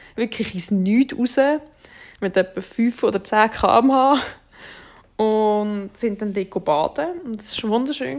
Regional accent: Switzerland; bei uns in der Schweiz

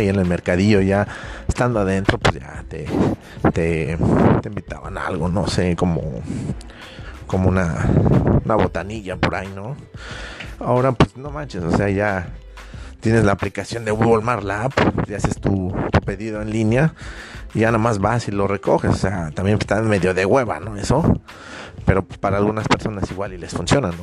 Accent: Mexico; yo personalmente soy mexicano

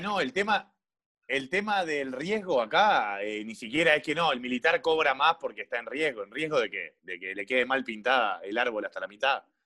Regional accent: Montevideo, Uruguay; yo soy de Malvin Norte

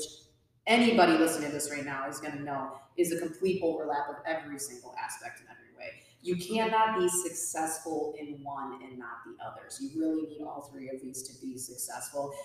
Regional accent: Minnesota, United States; I'm from Stuartville, Minnesota

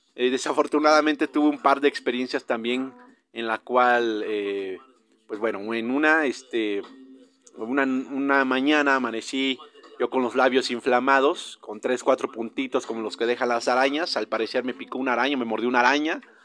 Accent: Mexico; yo como buen mexicano

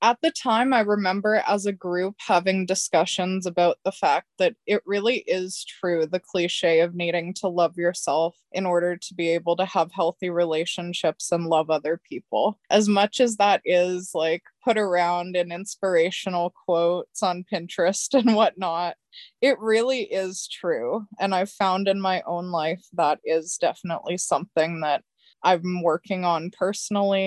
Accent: Central Alberta, Canada; I'm from Central Alberta

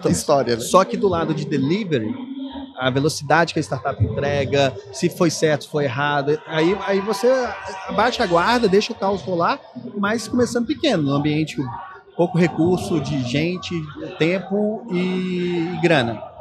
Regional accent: Belo Horizonte, Minas Gerais, Brazil; accent: mineiro; moved away; also born or lived in São Paulo; eu sou de BH, né? Não sei se vocês já perceberam meu sotaque.

